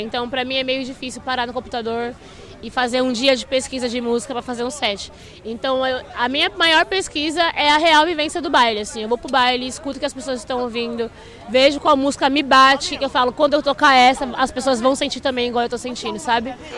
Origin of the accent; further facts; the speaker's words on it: São Paulo, Brazil; Eu sou da quebrada de São Paulo